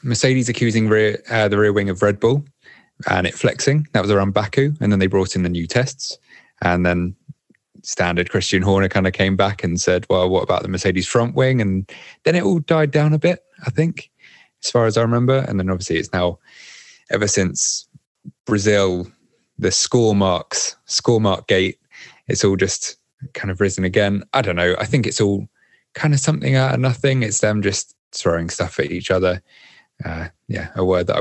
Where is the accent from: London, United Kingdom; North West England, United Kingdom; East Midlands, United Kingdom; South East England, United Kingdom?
South East England, United Kingdom; Windsor; moved away as an adult; now in Paris, France; I'm originally from Windsor, like the Queen